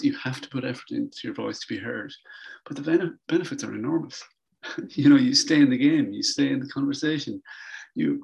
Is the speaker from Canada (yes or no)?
no; Ireland; I'm from Ireland